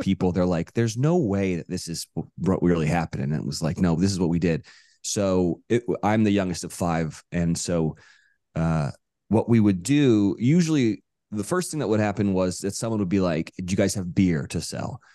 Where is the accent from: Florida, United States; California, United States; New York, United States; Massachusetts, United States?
California, United States; Monterey; moved away as an adult; now in Los Angeles, United States; I grew up in Monterey, California